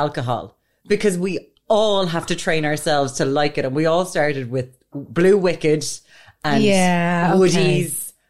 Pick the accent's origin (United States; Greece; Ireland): Ireland; Limerick, Munster; I'm from Limerick, so it's very much a Limerick take.